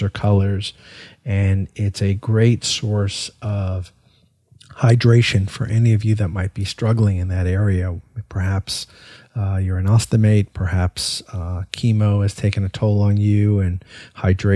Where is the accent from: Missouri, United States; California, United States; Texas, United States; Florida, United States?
Florida, United States; my home state of Florida